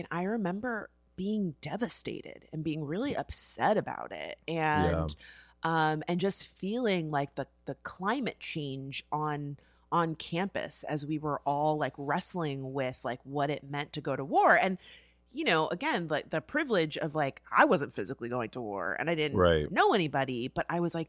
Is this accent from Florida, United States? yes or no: yes; Florida, United States; that was in my home state, okay?